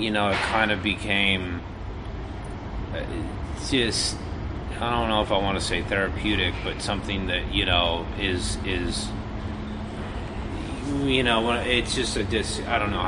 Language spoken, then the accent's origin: English; Grand Junction, Colorado, United States; moved away as an adult; now in Los Angeles, United States; I grew up in Colorado. I moved to L.A. when I was 19.